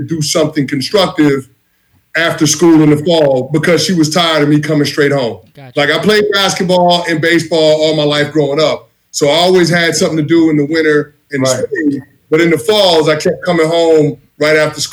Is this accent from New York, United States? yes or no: yes; New York City, New York, United States; growing up in the Bronx